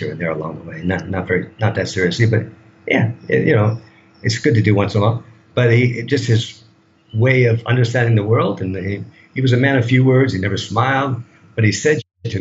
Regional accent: United States; moved away as an adult; now in Thailand

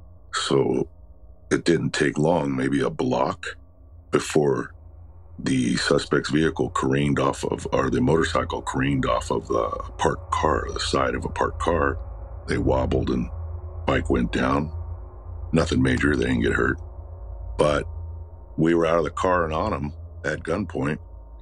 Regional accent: Los Angeles, California, United States; I was born and raised in Los Angeles. And it's not known for heavy fog

